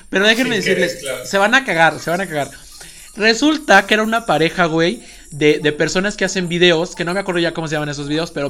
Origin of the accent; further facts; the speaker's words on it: Spain; Porque somos claramente españoles, entonces zoofobia.